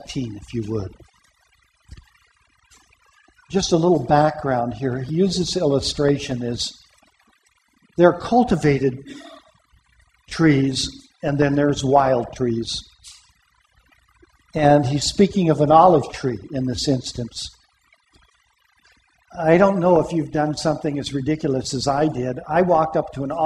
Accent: Pomona, California, United States; In the church that I grew up in Pomona

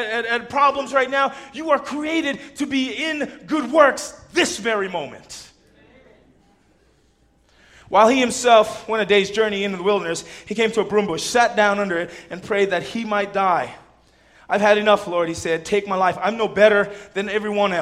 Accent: Southern California, United States; I'm Southern Californian

